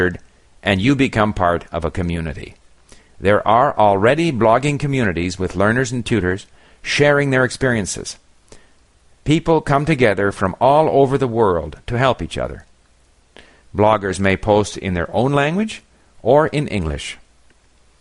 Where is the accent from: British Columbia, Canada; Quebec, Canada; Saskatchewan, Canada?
Quebec, Canada; Montreal; moved away as an adult; also born or lived in Paris / Hong Kong / Japan; I grew up in Montreal